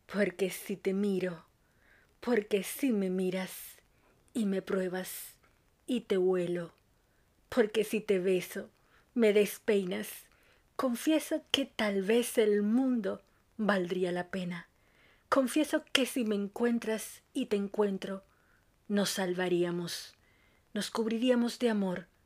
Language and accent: Spanish; Dominican Republic; now in Argentina; una dominicana en Argentina por esta RSC Radio.